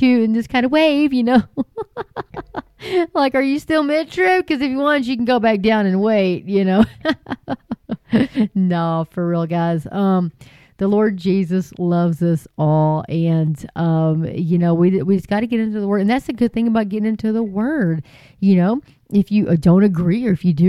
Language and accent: English; Hart, Texas, United States; moved away; I'm originally from Hart, Texas